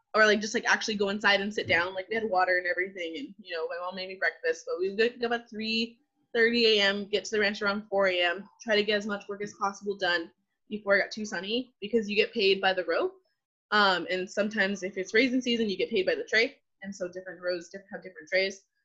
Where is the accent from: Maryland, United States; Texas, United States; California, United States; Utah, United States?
California, United States; Selma; moved away as an adult; also born or lived in Fresno, California; now in San Diego, United States; I was born and raised in the Central Valley. So I was born in Fresno, but was raised in Selma, California, my entire life